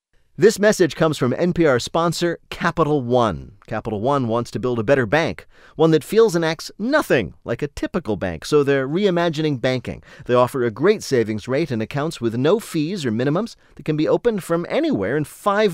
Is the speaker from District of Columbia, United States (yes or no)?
no; New Jersey, United States; I am, I will say, a son of New Jersey